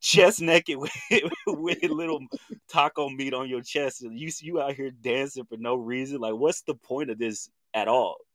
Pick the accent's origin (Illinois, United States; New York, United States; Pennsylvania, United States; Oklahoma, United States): Oklahoma, United States; Chandler; I'm from Chandler, Oklahoma